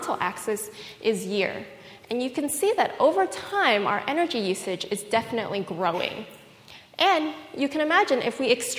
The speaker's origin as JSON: {"language": "English", "town": "Fremont", "region": "California", "country": "United States", "tie": "born or raised there", "said": "I grew up in Fremont"}